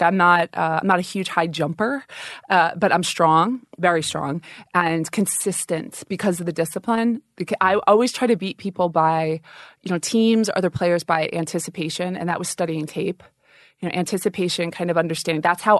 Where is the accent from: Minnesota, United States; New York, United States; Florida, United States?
New York, United States; Long Island; moved away as an adult; now in the South, United States; I'm a New Yorker, a Long Island girl in Oklahoma.